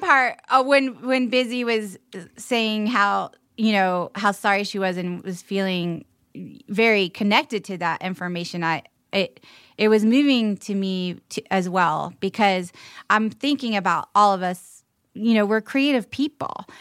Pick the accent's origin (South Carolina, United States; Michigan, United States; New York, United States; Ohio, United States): South Carolina, United States; Charleston; growing up in Charleston